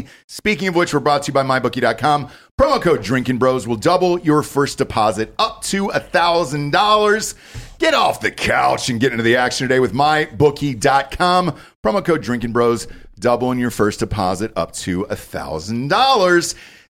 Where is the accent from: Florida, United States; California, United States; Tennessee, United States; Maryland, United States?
Tennessee, United States; fuck it, I'm just going to go to Tennessee. They need a running back. I could start there. That's my home state